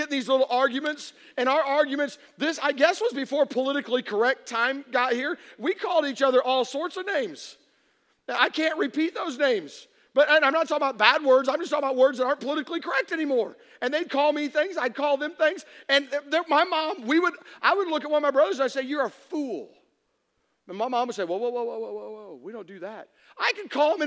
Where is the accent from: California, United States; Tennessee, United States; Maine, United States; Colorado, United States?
Tennessee, United States; I'm from Tennessee.